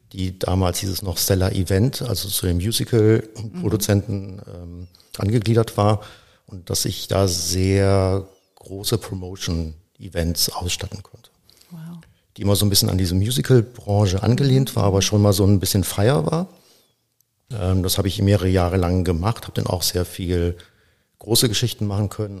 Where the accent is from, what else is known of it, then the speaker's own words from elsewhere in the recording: between Cologne and Aachen, North Rhine-Westphalia, Germany; Ich komme eigentlich aus dem Rheinland, also ja. bin in, zwischen Köln und Aachen geboren und natürlich mit der Karnevalstradition aufgewachsen.